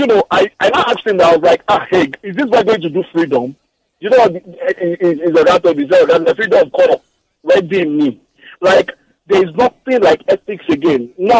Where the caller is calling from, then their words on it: Osun, Nigeria; I'm calling you from Osun State.